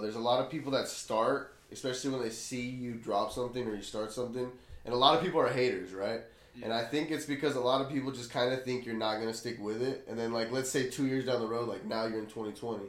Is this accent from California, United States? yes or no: yes; Blythe, California, United States; moved away as an adult; I grew up in Blythe, so I grew up in a small town